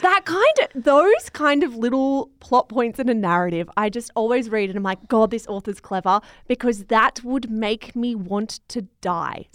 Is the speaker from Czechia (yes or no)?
no; Australia; I'm Australian